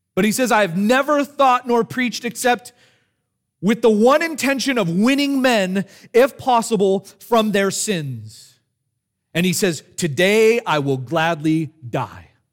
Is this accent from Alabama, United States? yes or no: no; California, United States; Growing up in California